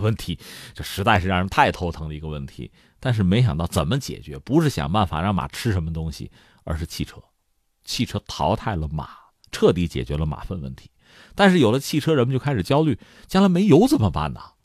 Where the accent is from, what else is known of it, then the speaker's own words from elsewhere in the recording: China; 我们中国人